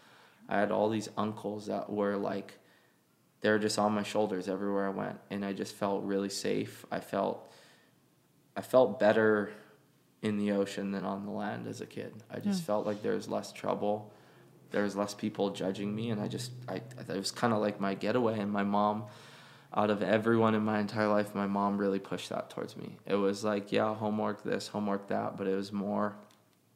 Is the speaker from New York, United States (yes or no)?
no; Hawaii, United States; we're all from Hawaii.